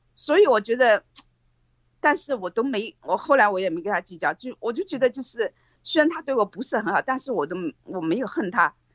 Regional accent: China; moved away as an adult; also born or lived in Hong Kong / Chongqing; 我们在国内长大都是那种功利心比较强

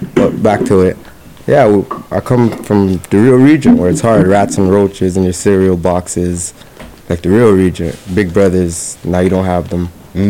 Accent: Toronto, Ontario, Canada; Life was crazy, you know? I lived in the real Regent Park where, nighttime came on, you had to go home.

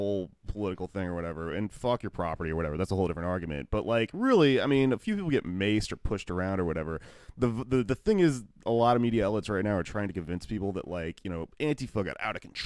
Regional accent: Texas, United States; I grew up in Texas

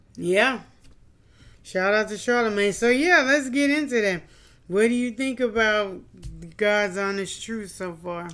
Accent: Louisiana, United States; we're from Louisiana.

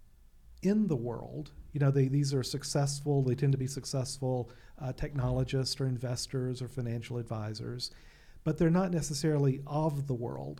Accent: Alabama, United States; now in Fairfield County, Connecticut, United States; I grew up in Alabama

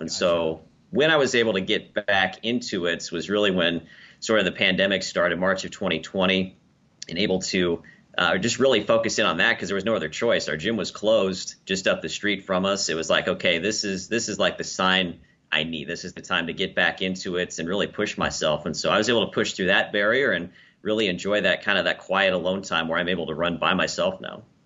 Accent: Lincoln, Nebraska, United States; Lincoln, Nebraska, my hometown and where I currently work.

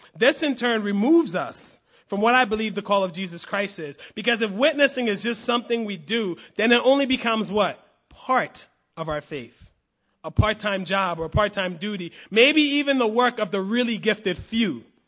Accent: United States; I will always be a proud American

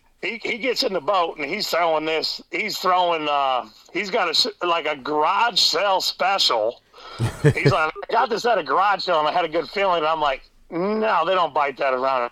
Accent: Hartley, Iowa, United States; I grew up around the Hartley Sanborn area

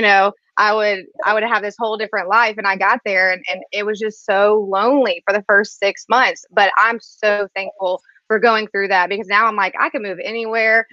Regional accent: Biloxi, Mississippi, United States; moved away as an adult; also born or lived in Los Angeles; I'm from Biloxi, Mississippi. It's a little town um, about an hour outside New Orleans.

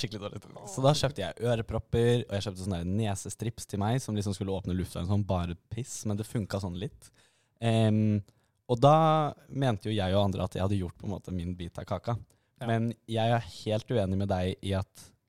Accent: Oslo, Norway; Vi er også begge fra Oslo

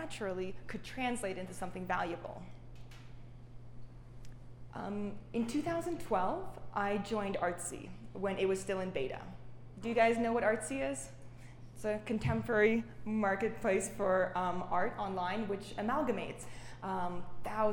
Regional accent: Saint Petersburg, Russia; also born or lived in Canada; now in New York, United States; I grew up in Russia, St. Petersburg, amongst the halls of Matisse's and Picasso's

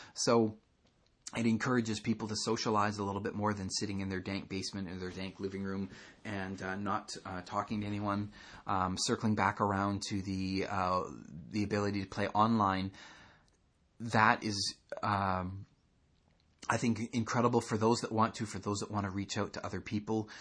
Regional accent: Canada; I'm Canadian.

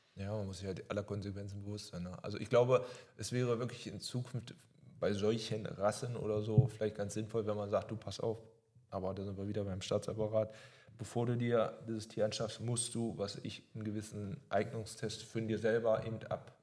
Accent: Germany; hier bei uns in Deutschland

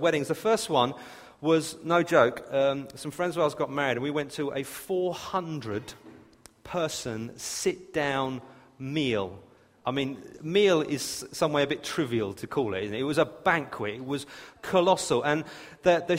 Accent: England, United Kingdom; I'm so English

